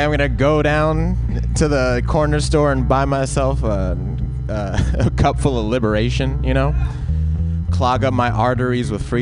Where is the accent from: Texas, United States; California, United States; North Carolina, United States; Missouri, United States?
California, United States; Compton; I'm from Compton, California